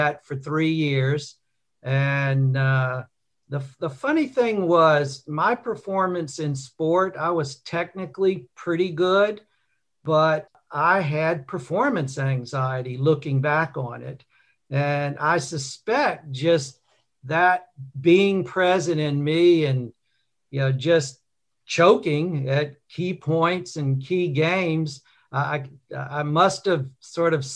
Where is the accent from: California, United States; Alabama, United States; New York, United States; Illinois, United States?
Alabama, United States; Mobile; also born or lived in Birmingham, Alabama; I was born in Birmingham, Alabama, grew up in Mobile along the Gulf Coast